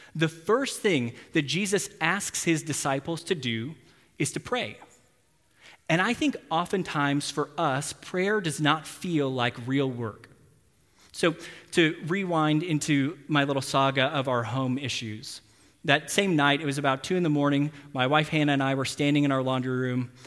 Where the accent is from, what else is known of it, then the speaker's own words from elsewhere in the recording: Texas, United States; now in Tulsa, United States; I'm from Texas